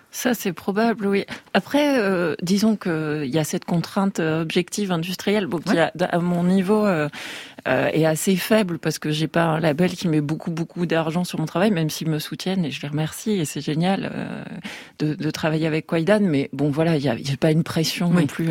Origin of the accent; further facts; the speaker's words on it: Tarbes, Occitania, France; je vais faire un prochain album sur euh, sur ma ville natale, Tarbes